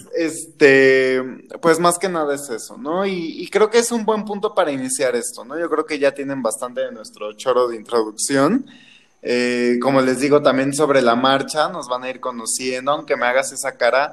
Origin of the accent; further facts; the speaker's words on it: Mexico City, Mexico; yo soy enteramente de la Ciudad de México